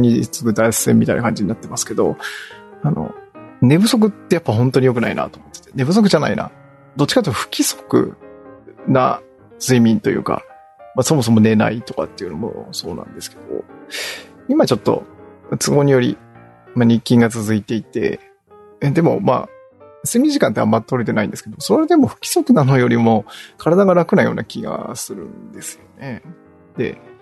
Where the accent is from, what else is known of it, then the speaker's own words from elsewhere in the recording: near Yawataya Isogoro, Nagano, Japan; 私の地元の、に、地元に近い、まあ、企業で